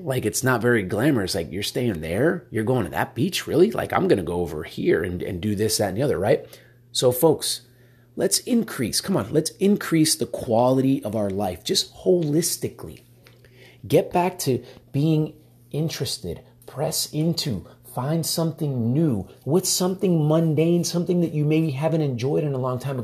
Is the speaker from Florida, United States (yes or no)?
yes; Miami, Florida, United States; now in Texas, United States; I'm from Miami originally, and so, uh, moved out to Texas, live in Texas now